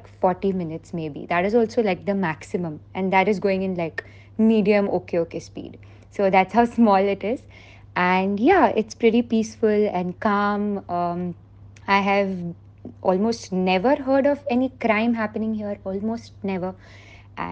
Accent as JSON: {"language": "English", "country": "Bahrain", "tie": "born or raised there", "moved": "as an adult", "said": "I was raised in Bahrain. So I have been here ever since I was 2 years old and until I was 18."}